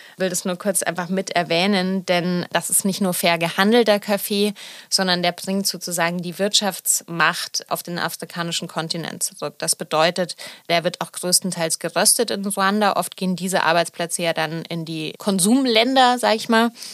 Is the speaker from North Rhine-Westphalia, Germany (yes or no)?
no; Munich, Bavaria, Germany; now in Berlin, Germany; ich bin ja in München aufgewachsen